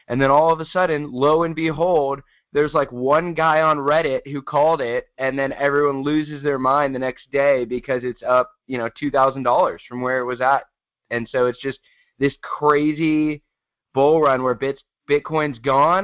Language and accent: English; San Diego, California, United States; I am from San Diego, still in San Diego